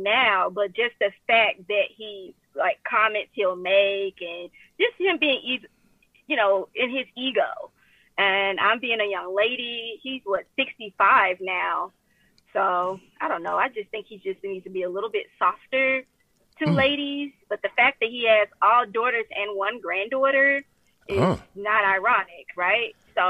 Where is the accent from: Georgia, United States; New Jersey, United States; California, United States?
Georgia, United States; Atlanta; But I'm also originally from Atlanta, Georgia. So I am a little transplant here.